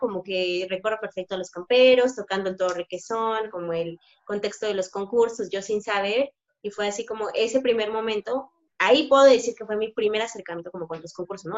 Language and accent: Spanish; Oaxaca, Mexico; nunca he, negado que soy orgullosamente oaxaqueña